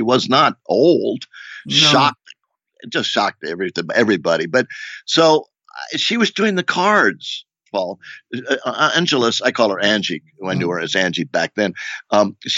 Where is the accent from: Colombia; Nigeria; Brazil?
Brazil; Rio de Janeiro; moved away; I grew up in Rio de Janeiro as a kid